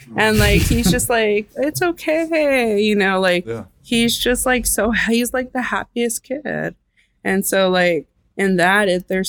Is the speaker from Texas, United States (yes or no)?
yes; El Paso, Texas, United States; now in Los Angeles, United States; because we came from El Paso, Texas to Los Angeles. And that's such a big leap in Mexico. And I just wanted to understand everything. We disconnected from our Mexican roots in that way.